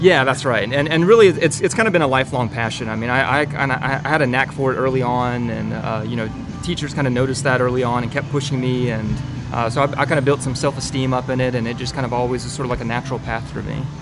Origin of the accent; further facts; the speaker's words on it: Winston-Salem, North Carolina, United States; moved away as an adult; now in Rock Hill, United States; I grew up in North Carolina in uh, Winston-Salem, and uh, born and raised all my life